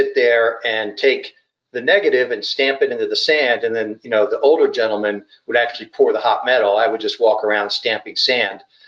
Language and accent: English; Philadelphia, Pennsylvania, United States; I was born and grew up mainly in the Philadelphia area, greater Philadelphia area